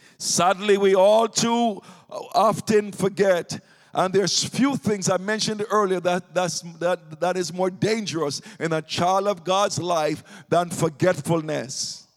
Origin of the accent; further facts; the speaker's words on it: Jamaica; moved away; When I came here from Jamaica in the 1980s.